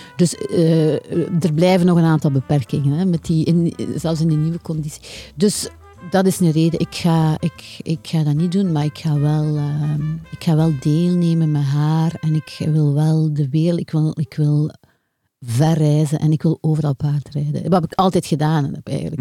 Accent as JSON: {"language": "Dutch", "town": "Deinze", "region": "Flanders", "country": "Belgium", "tie": "born or raised there", "lives_now": "Ghent, Belgium", "said": "ik woonde als kind in Deinze"}